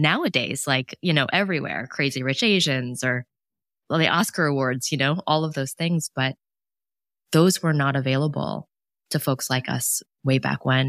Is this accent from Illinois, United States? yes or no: no; New York City, New York, United States; moved away as an adult; also born or lived in Los Angeles; now in Buffalo, United States; I was born and raised downtown Manhattan, lived there almost, like, literally for, like, almost forty years